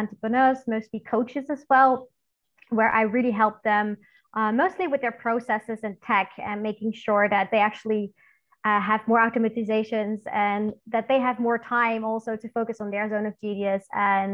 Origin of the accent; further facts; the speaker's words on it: Netherlands; also born or lived in Belgium; I am from the Netherlands originally, living in Belgium and the Netherlands both actually